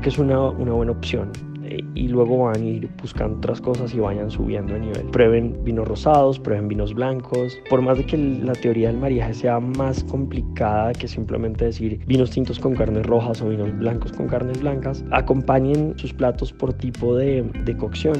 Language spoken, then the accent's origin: Spanish; Bogotá, Colombia; soy colombiano, bogotano